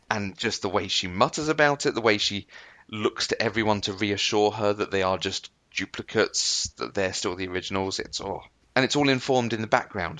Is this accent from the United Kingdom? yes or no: yes; United Kingdom; I'm British